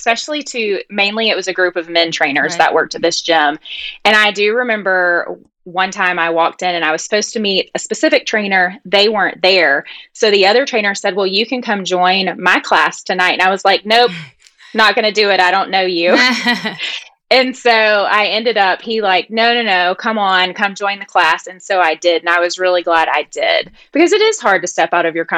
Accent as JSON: {"language": "English", "country": "United States", "accent": "country", "lives_now": "Charlotte, United States", "said": "My little country accent. So I live right outside Charlotte"}